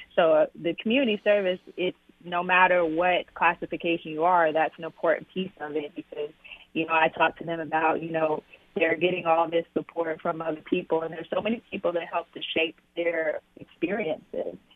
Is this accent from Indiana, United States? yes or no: no; Arkansas, United States; moved away; born and raised, um, in Arkansas